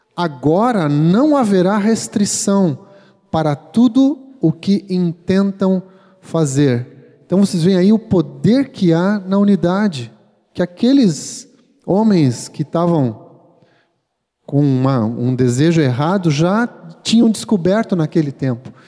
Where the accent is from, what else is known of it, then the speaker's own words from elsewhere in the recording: Gaúcho, Rio Grande do Sul, Brazil; nós que somos bem gaúchos aqui